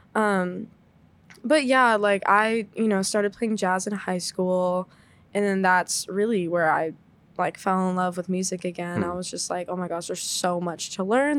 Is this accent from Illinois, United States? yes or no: no; Dallas, Texas, United States; moved away as an adult; now in Boston, United States; I'm from Dallas